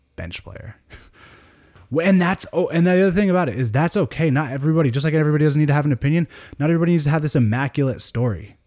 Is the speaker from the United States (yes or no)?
yes; Sonoma County, California, United States; moved away as an adult; now in Sacramento, United States; I grew up in Sonoma County in California